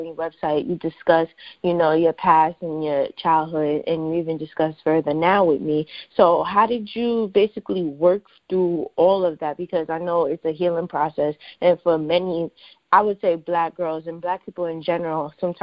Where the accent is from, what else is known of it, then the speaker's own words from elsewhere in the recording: New York City, New York, United States; I'm originally from Harlem, New York